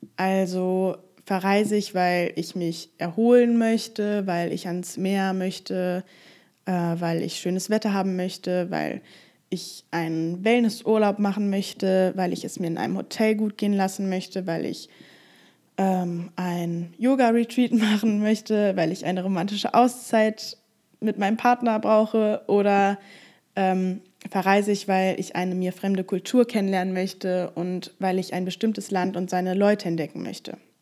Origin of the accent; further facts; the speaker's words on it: Germany; dass ich aus Deutschland komme